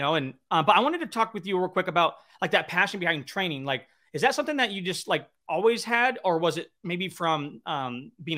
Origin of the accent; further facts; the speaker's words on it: Riverside County, Southern California, United States; I'm from Southern California, from Riverside County